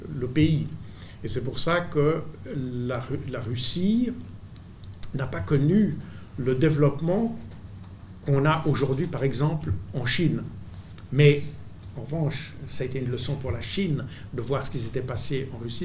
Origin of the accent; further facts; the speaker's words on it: Switzerland; je suis suisse